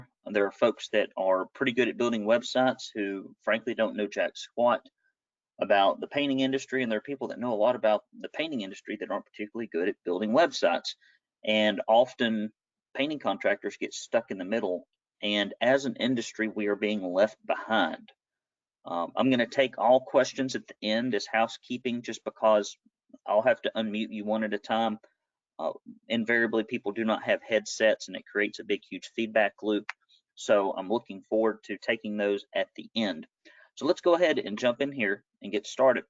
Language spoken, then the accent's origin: English; Arab, Alabama, United States; I grew up in Arab, Alabama